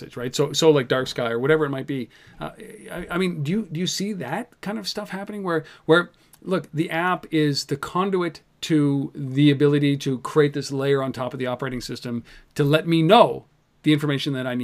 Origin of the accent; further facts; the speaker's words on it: Canada; I'm Canadian